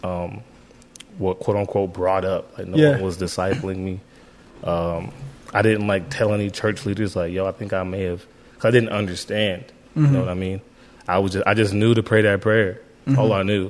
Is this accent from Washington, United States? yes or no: no; Youngstown, Ohio, United States; I grew up in Youngstown. In the city of Youngstown